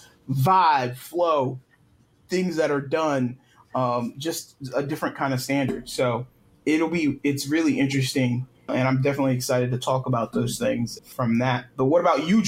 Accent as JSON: {"language": "English", "region": "Maryland", "country": "United States", "tie": "born or raised there", "also_born_or_lived": "Atlanta, Georgia", "moved": "as an adult", "lives_now": "California, United States", "said": "I've lived in Maryland pretty much majority of my life. I was born in Atlanta, and then we moved here when I was probably like 4 or 5"}